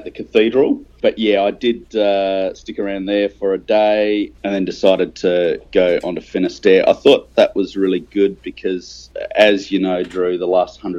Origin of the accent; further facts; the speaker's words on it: Australia; me as an Australian